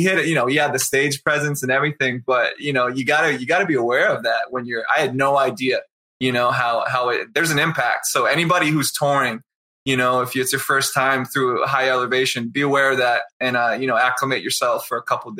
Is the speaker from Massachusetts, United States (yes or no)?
yes; Easton, Massachusetts, United States; now in Denver, United States; My parents, so we grew up outside of Boston in this town called Easton, Massachusetts.